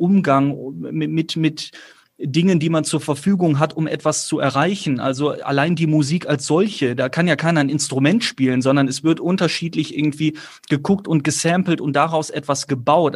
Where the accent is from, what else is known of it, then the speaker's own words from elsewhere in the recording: near Cologne-Chorweiler, North Rhine-Westphalia, Germany; bin ja auch nicht in der Hut groß geworden, auch wenn Köln-Korweiler nur fünf Minuten entfernt war